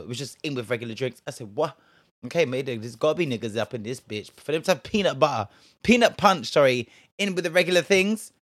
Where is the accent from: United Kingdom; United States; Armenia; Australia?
United Kingdom; Bristol, South West England; Now, me, I was from Bristol, yeah. I am from Bristol